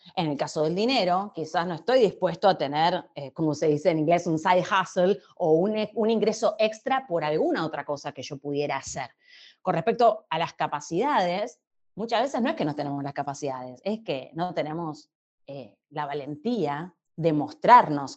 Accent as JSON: {"language": "Spanish", "country": "Argentina", "said": "soy argentina viviendo en Argentina"}